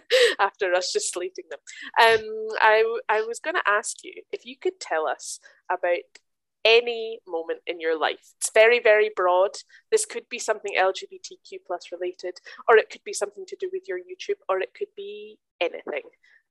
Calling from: Germany; In fact, I'm calling you from Germany right now.

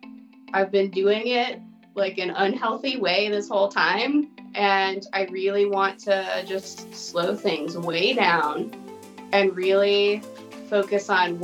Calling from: Normal, Illinois, United States; I live in the middle of nowhere in Illinois. It's called Normal.

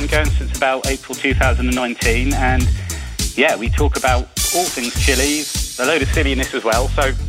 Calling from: Hythe, South East England, United Kingdom; I'm calling from Hive, near Southampton.

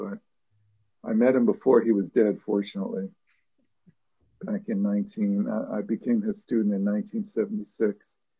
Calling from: Sleepy Hollow, New York, United States; I'm dialing in from Sleepy Hollow tonight, which is in New York State. It's actually a real place.

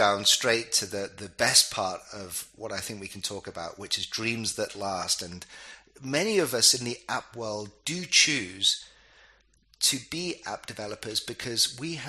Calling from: Dubai, United Arab Emirates; I'm calling you from Dubai, and it's by choice.

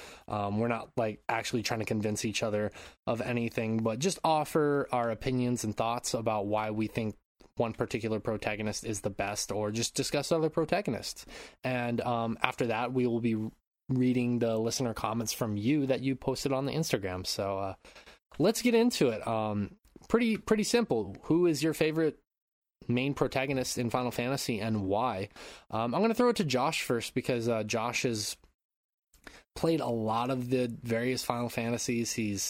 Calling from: Japan; I'm calling in from Japan.

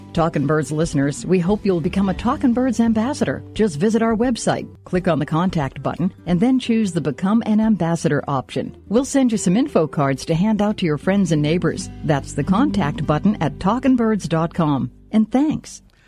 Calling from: Orange City, Iowa, United States; I'm calling from Orange City, Iowa

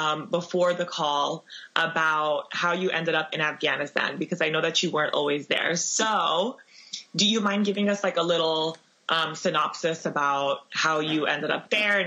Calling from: Los Angeles, California, United States; I'm calling from Los Angeles, California right now.

